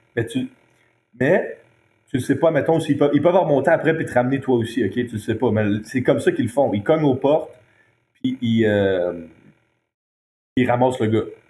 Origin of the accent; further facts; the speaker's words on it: Montreal, Quebec, Canada; also born or lived in Halifax; chez nous à Montréal